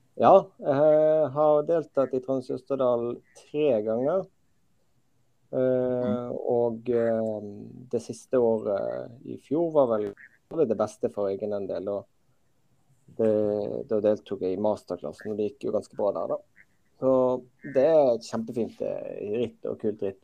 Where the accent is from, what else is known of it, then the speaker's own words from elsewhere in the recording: Western Norway, Norway; jeg er jo uh, født og oppvokst på Vestlandet.